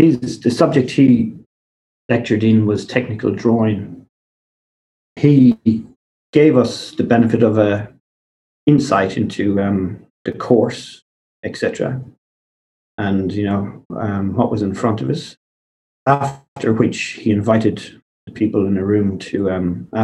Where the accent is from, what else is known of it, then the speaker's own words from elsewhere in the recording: Kilkenny, Leinster, Ireland; moved away as an adult; also born or lived in New Zealand / Dublin / Bunbury, Australia; now in Perth, Australia; I grew up in Kilkenny, which, as you would know, is in the southeast of Ireland